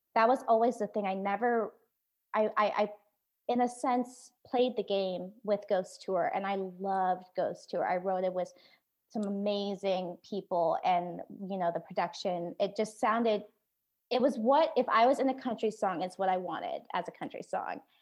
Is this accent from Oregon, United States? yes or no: yes; Oregon, United States; moved away as an adult; also born or lived in Da Nang, Vietnam; now in Nashville, United States; I was born in The Nang, Vietnam, and I was adopted to the United States where, um, I grew up in Oregon